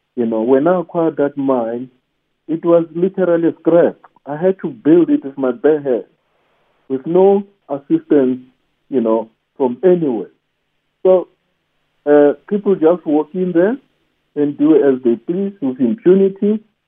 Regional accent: Soweto, Gauteng, South Africa; I was born in Soweto and raised in Soweto

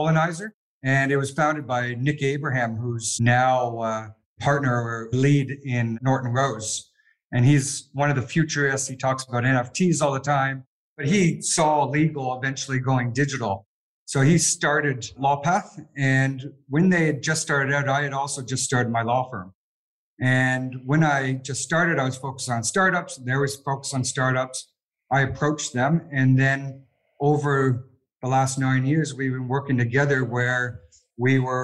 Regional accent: Canada; moved away as an adult; now in Sydney, Australia; I'm Canadian

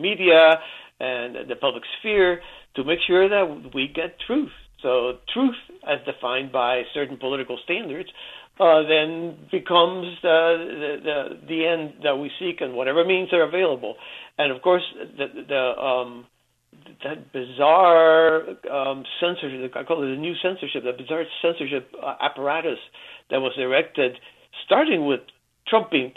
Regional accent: Cuba; moved away; I was born in Cuba

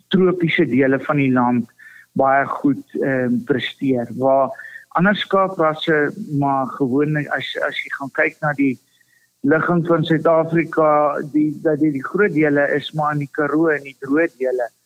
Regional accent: Zimbabwe; my pa se stoere beesboer en hy kom uit Rodesie uit of ons kom uit Rodesie uit

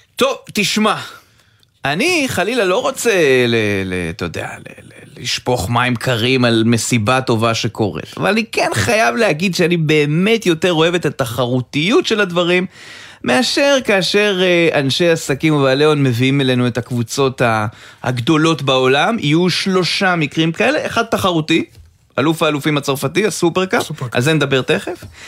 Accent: Rishon LeZion, Central District, Israel; אני גדלתי עליו בראשון

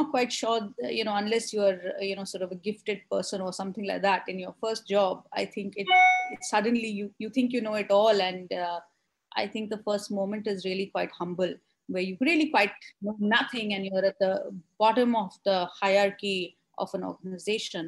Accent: Delhi, India; I grew up here in Delhi

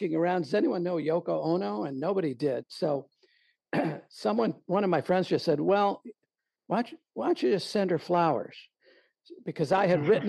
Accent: New York, United States; I was from New York, it was a New York driver's license.

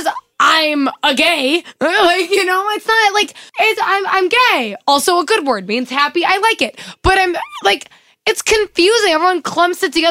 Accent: North Carolina, United States; moved away; also born or lived in Minnesota; I'm from North Carolina

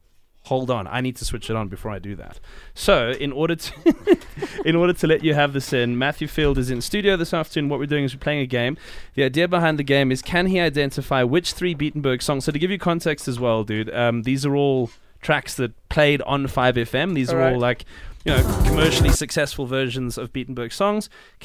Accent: Cape Town, Western Cape, South Africa; now in Johannesburg, South Africa; When I moved to Johannesburg from Cape Town, I used to get it all the time.

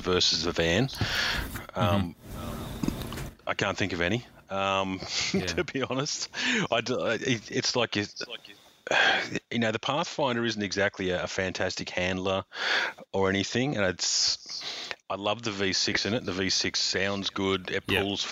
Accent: Queensland, Australia; being a Queenslander, aside from having the best rum in the world and living in the best place on earth

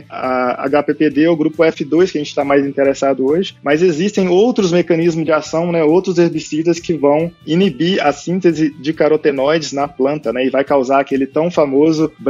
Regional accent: Minas Gerais, Brazil; accent: Minas Gerais; now in São Paulo, Brazil; sou de Minas Gerais, né, não, não, sei se eu tenho sotaque de Minas, o pessoal já fala que eu perdi meu sotaque de Minas, estou morando aqui em São Paulo

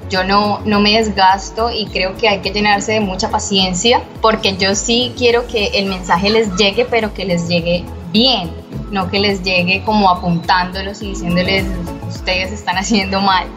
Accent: Bucaramanga, Santander, Colombia; now in Cartagena, Colombia; vivo en la ciudad de Cartagena, pero soy de Bucaramanga, Santander

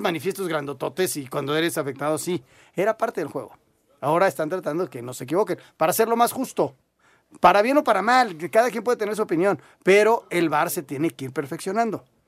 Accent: Mexico City, Mexico; somos del DF

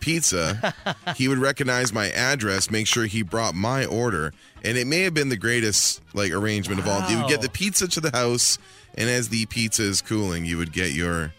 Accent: Langley, British Columbia, Canada; my hometown of Langley, B.C.

